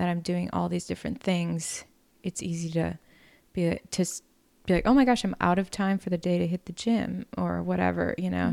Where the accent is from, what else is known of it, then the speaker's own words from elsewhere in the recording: Wisconsin, United States; moved away; growing up country poverty in Wisconsin